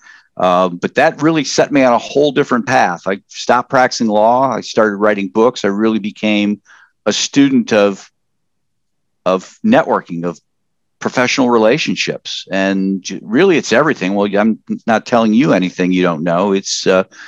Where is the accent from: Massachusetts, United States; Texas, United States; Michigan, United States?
Michigan, United States; Upper Peninsula of; moved away as an adult; also born or lived in Wisconsin; now in Columbus, United States; I grew up in the Upper Peninsula of Michigan and lived on a lake